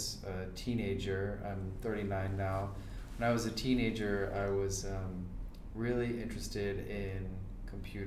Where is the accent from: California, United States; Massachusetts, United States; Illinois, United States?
California, United States; Monterey; I grew up in Monterey, California